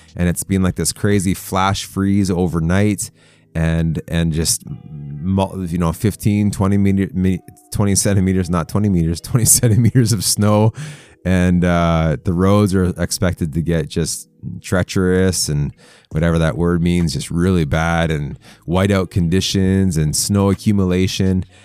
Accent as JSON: {"language": "English", "country": "Canada", "said": "I'm Canadian"}